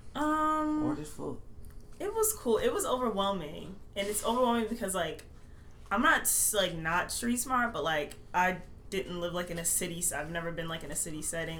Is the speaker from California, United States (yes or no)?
no; Baltimore County, Maryland, United States; moved away as an adult; also born or lived in Howard County, Maryland; now in New York, United States; I was born in Baltimore County, but I currently live in um, Howard County in the suburbs